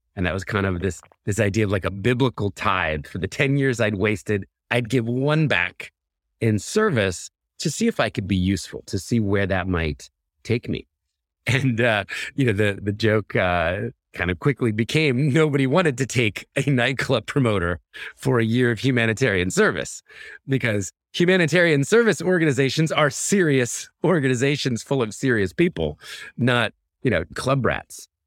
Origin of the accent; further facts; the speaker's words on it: Philadelphia, Pennsylvania, United States; I was born in Philadelphia, raised in a conservative Christian home.